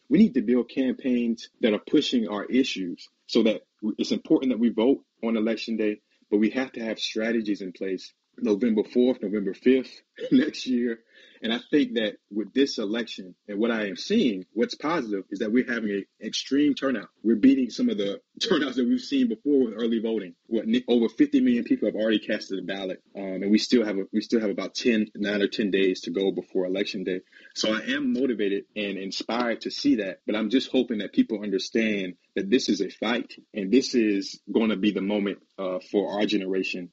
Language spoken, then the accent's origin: English; South Carolina, United States; I'm from South Carolina